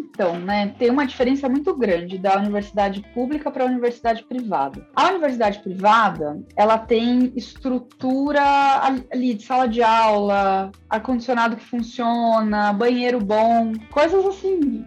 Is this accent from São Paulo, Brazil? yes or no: yes; Piracicaba, São Paulo, Brazil; moved away as an adult; eu sou de Piracicaba